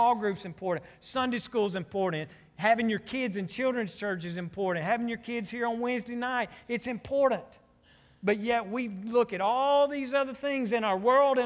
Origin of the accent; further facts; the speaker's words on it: United States